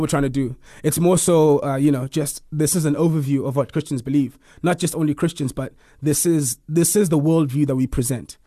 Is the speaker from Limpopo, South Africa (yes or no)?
no; Eastern Cape, South Africa; now in Pretoria, South Africa; I am from the Eastern Cape originally. I live in Pretoria now.